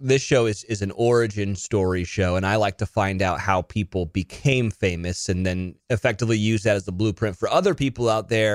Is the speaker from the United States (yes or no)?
yes; California, United States; also born or lived in Mississippi; I grew up in California, but I went to school in Mississippi